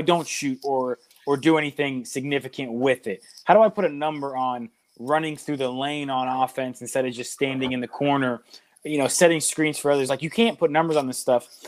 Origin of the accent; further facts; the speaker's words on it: Pittsburgh, Pennsylvania, United States; growing up in Pittsburgh